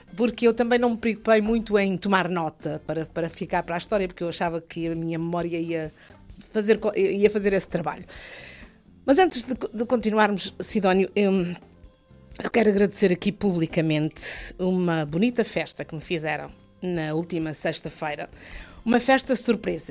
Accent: São Jorge, Azores, Portugal; moved away; also born or lived in Angra do Heroísmo / Ponta Delgada; eu sou de São Jorge, mas estava, estava a trabalhar uh, em Angra

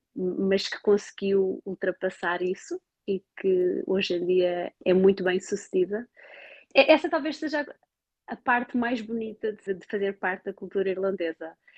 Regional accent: Portugal; moved away as an adult; now in Cork, Ireland; Como boa portuguesa

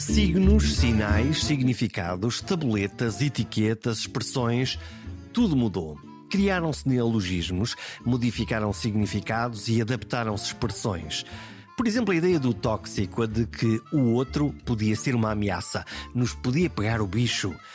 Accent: Portugal; aquilo que nós somos como portugueses

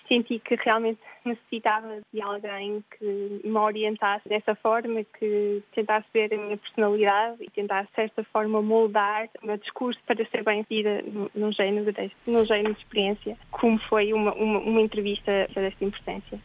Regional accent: Portugal; moved away; quando nós somos portugueses

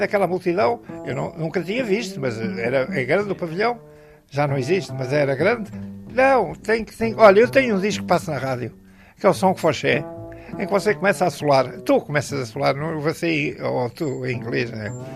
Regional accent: Portugal; eu sou português

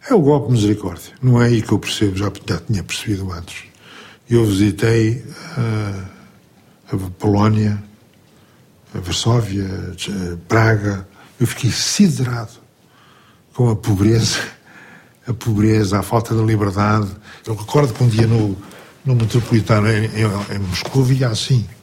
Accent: Portugal; Eu sou português.

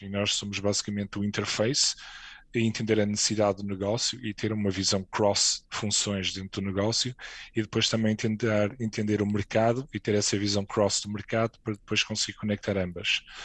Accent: Portugal; moved away as an adult; also born or lived in Madrid, Spain; now in Luxembourg; eu saí de Portugal em 2007

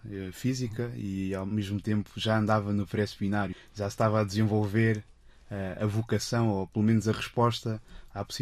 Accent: Portugal; also born or lived in Luanda; Eu nasci em Luanda, mas aos 5 anos uh, mudei-me para, para Portugal, porque já, já, já cá estavam os meus pais

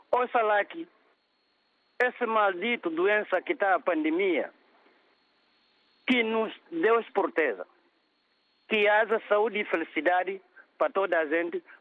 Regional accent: Bambadinca, Bafatá, Guinea-Bissau; moved away; minha terra natal, Bambadinha

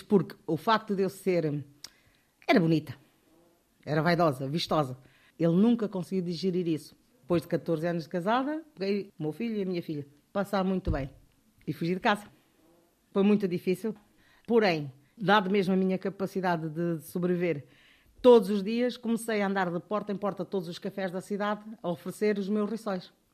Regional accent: Bié, Angola; moved away as an adult; also born or lived in Luso, Angola / Coimbra, Portugal; now in Portugal; Nasci em Angola, na cidade do Bié, em 1956. Vim para Portugal em 1975 por causa da guerra de Angola

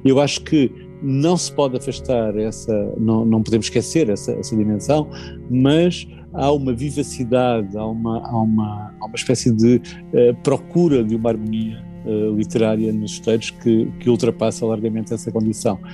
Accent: Portugal; como português

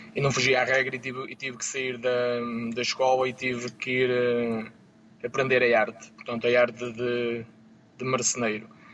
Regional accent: Rebordosa, Porto District, Portugal; Eu sou natural de, de Rebordosa, como o Mário

